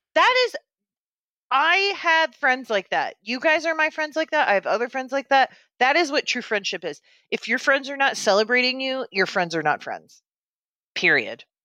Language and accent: English; Bethany, Missouri, United States; I grew up in Bethany, Missouri